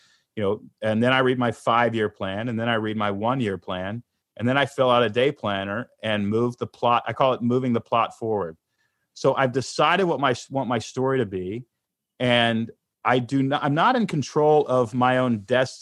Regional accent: Houston, Texas, United States; moved away as an adult; also born or lived in Portland, Oregon; I grew up in Houston, Texas. I lived in Portland, Oregon.

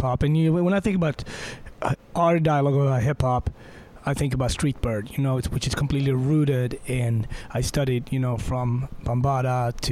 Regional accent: Sweden; I grew up in Sweden

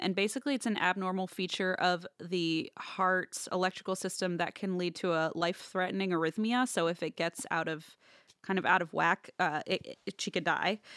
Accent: Midwest, United States; I'm from the Midwest

